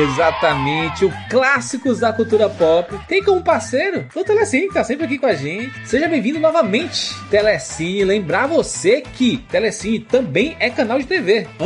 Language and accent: Portuguese; Taboão da Serra, São Paulo, Brazil; eu sou de Taboão da Serra, São Paulo, e bem-vindos ao mundo espetacular do cinema.